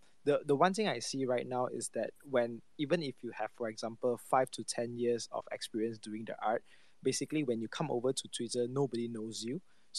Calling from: Malaysia; So, I'm just greetings from Malaysia all the way

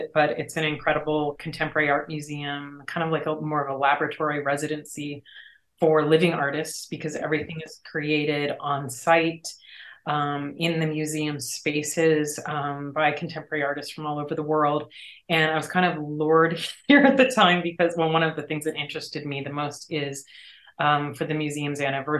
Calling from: Pittsburgh, Pennsylvania, United States; I'm saying hello from Pittsburgh, PA tonight.

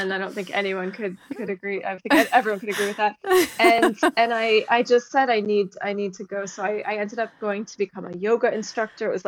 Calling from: United States; So I happen to be outside of Washington, D.C. right now. I typically live in Israel

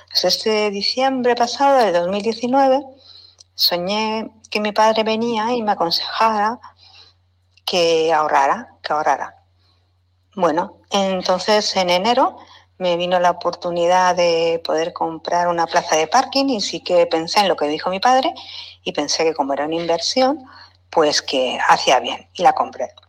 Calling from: Barcelona, Catalonia, Spain; Hola, Miquel y Lola … de Barcelona y sigo su programa y me gusta mucho.

